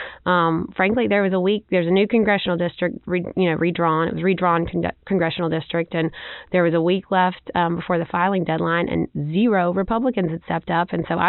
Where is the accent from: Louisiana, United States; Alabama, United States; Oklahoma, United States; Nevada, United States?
Alabama, United States; Beatrice; I am from Monroe County originally. I grew up on my family's farm there in North Monroe County in Beatrice. My family's been farming there for several generations.